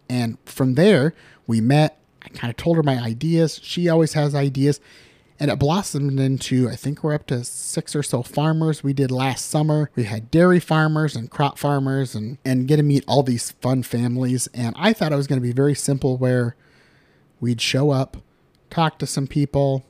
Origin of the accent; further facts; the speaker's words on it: Dunlap, Iowa, United States; also born or lived in Pisgah, Iowa / Linn County, Iowa; now in Cedar Rapids, United States; I grew up in Dunlap, thousand people or less